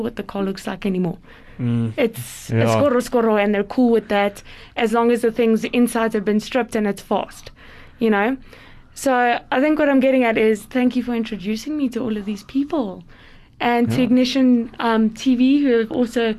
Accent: Boksburg, Gauteng, South Africa; growing up in Boksburg

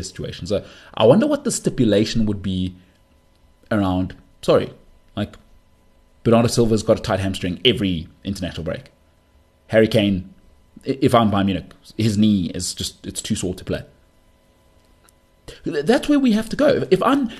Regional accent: South Africa; as a South African

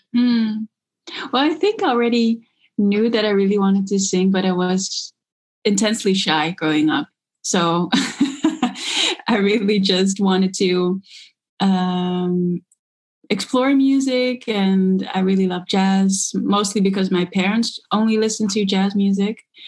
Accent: Netherlands; I grew up in the Netherlands. My father's South African, my mom is Dutch

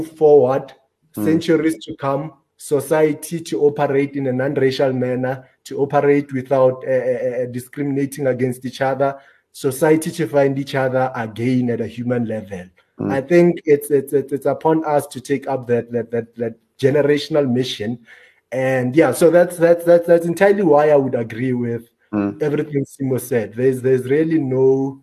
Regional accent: South Africa

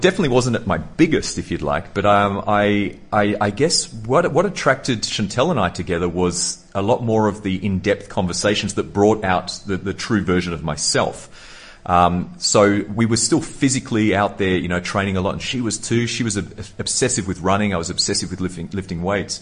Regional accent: Sydney, New South Wales, Australia; I was born in Sydney, Australia

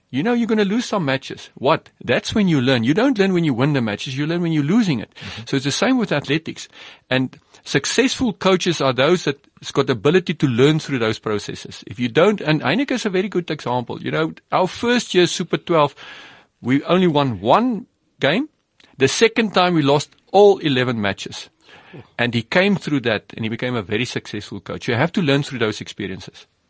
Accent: South Africa; as an athlete and a rugby player myself growing up in South Africa

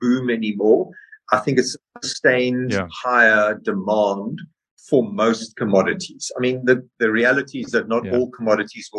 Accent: South Africa; I'm a proud South African

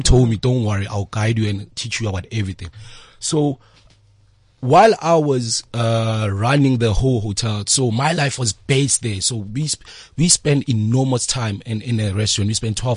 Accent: Free State, South Africa; now in Soweto, South Africa; I'm from Freedom Free State

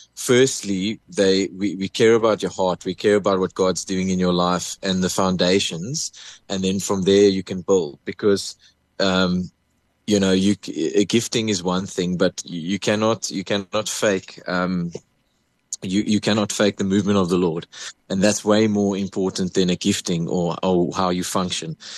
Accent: Port Elizabeth, Eastern Cape, South Africa; moved away as an adult; now in Pretoria, South Africa; I come from Port Elizabeth. I was born in, in PE

